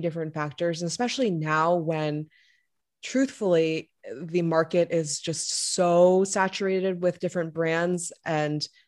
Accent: Louisiana, United States; moved away; I'm a Korean American and I grew up in Louisiana. So I spent most of my formative years down south

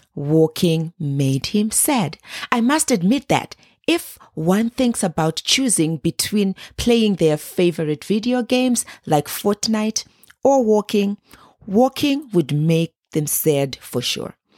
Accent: Zimbabwe; I grew up in Zimbabwe

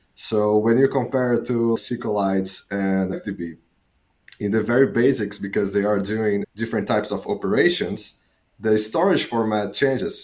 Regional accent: Fortaleza, Ceará, Brazil; moved away as an adult; also born or lived in south of Brazil; now in Amsterdam, Netherlands; I'm Brazilian. I was born in Brazil. I lived my whole life in Brazil. I did my undergrads in computer science in Fortaleza, which is the city that I was born

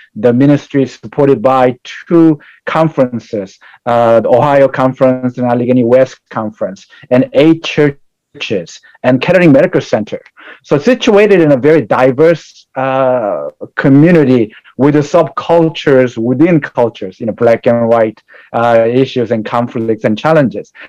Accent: South Korea; now in United States; I was born in South Korea and migrated to United States in 1982, and I grew up in family of uh, with a Buddhist and Catholic uh, beliefs

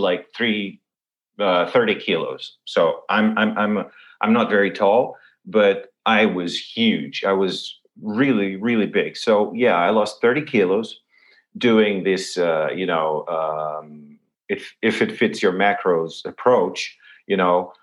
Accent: Lisbon, Portugal; I'm born and raised in Lisbon

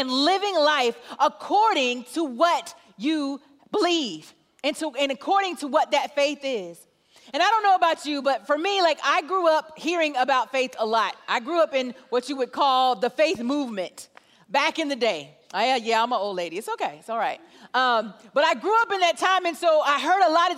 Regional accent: Atlanta, Georgia, United States; I am from Atlanta, Georgia

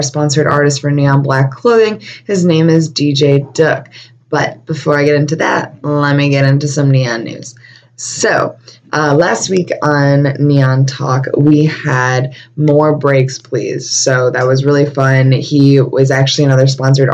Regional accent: Buffalo, New York, United States; I was born and raised in Buffalo, and I never went to New York City before

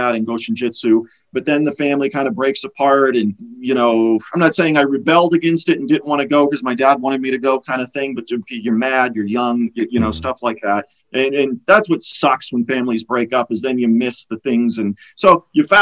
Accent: Erie, Pennsylvania, United States; I'm from Erie, Pennsylvania

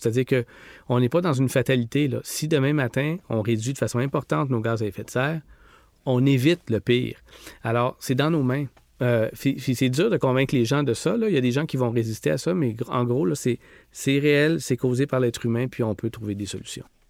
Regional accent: Rimouski, Quebec, Canada; j'ai grandi à Rimouski

